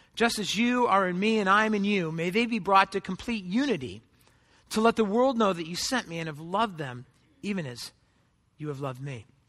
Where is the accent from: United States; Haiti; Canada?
United States; Southern California; I grew up in Southern California